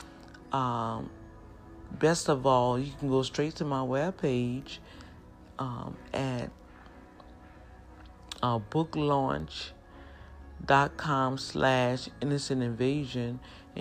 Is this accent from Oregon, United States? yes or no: no; New Orleans, Louisiana, United States; accent: New Orleans; when native New Orleans speak and they get excited and just want to just shout out to the world that life is good, we speak kind of fast.